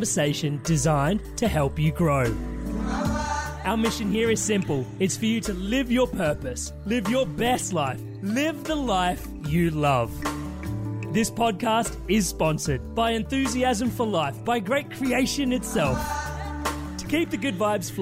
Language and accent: English; India; I am Indian